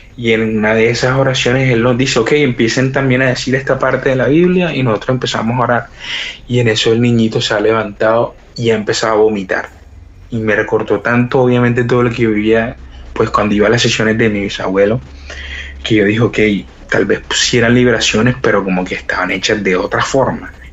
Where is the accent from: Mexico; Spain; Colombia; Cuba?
Colombia; somos unos misioneros de Colombia